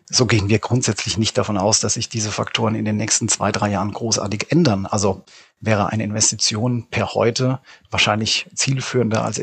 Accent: Rhineland-Palatinate, Germany; ich sag mal, ich selbst bin, bin Pfälzer entsprechend dann irgendwo in Berlin oder in München sich vielleicht äh, zu betätigen

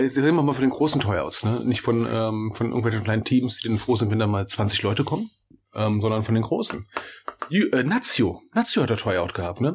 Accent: Berlin, Germany; moved away; also born or lived in near the Altrhein (Rhine); wir sind Berliner

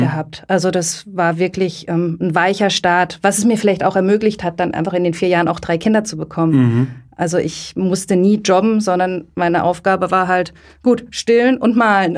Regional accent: Lörrach, Baden-Württemberg, Germany; Ich bin ähm, in der Nähe von Basel in Lörrach groß geworden

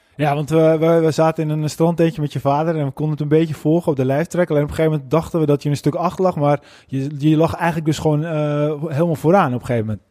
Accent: Netherlands

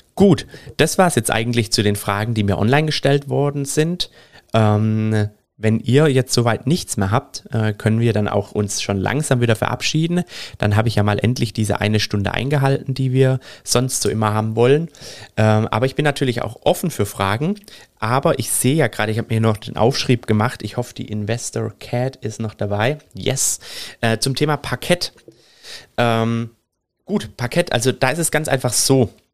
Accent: Germany; Bei uns in Deutschland

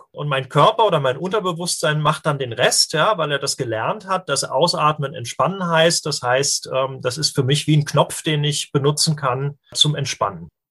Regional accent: Darmstadt, Hesse, Germany; hier, äh, wo ich herkomme, in Darmstadt

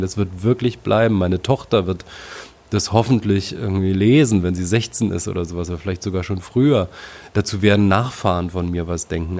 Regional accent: Frankfurt, Brandenburg, Germany; in meiner Heimatstadt Frankfurt-Oder

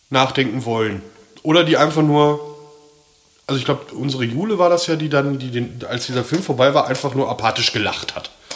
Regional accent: Ruhr area, North Rhine-Westphalia, Germany; ich komme aus dem Ruhrpott

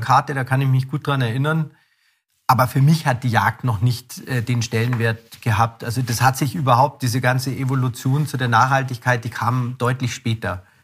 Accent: Ammersee, Bavaria, Germany; ich bin am See aufgewachsen

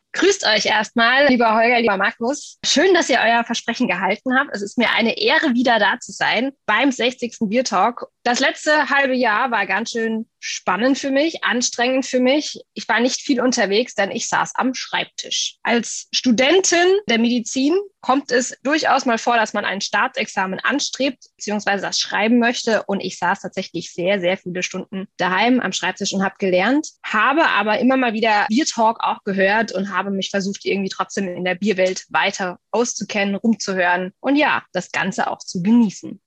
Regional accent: Miltenberg, Bavaria, Germany; aus meiner Heimat in Miltenberg.

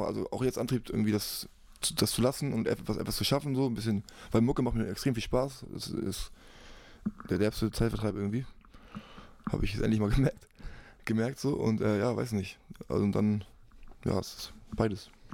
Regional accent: Hamburg, Germany; ich bin ja Hamburger, ich bin hier wegen Familie, mein Kind ist hier

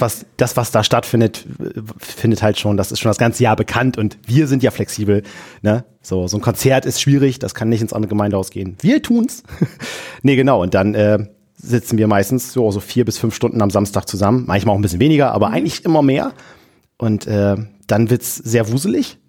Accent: Wilhelmshaven, Lower Saxony, Germany; komme aus dem tiefsten Friesland-Wilhelmshaven

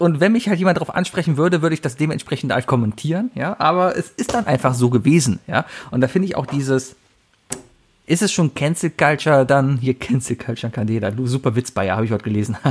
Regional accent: Germany

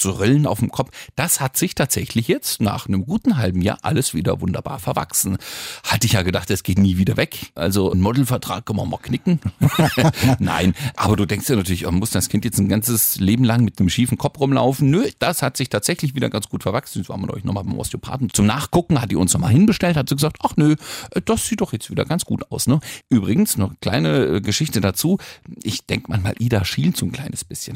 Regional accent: Franconia, Bavaria, Germany; wir sind nicht konservativ in Franken, wir sind auch nicht katholisch

